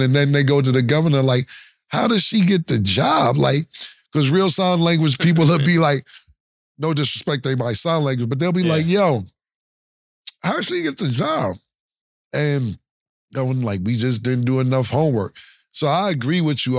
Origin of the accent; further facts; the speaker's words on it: New York, United States; me and Mason, we're from New York